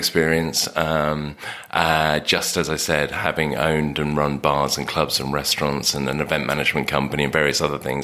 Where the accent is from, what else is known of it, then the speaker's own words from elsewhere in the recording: England, United Kingdom; we're English.